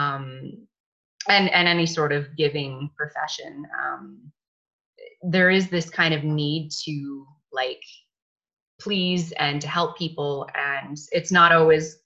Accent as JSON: {"language": "English", "country": "Canada", "said": "being Canadian, I think we had that kind of ingrained in us to be nice and to be polite"}